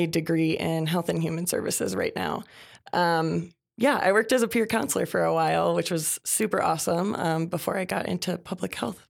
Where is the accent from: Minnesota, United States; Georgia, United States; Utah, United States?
Minnesota, United States; I'm from Minnesota. I have lived everywhere